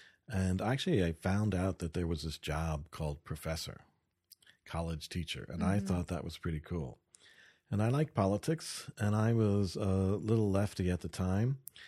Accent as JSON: {"language": "English", "region": "New York", "country": "United States", "tie": "born or raised there", "also_born_or_lived": "Massachusetts", "said": "I grew up on the Long Island Sound on the mainland side."}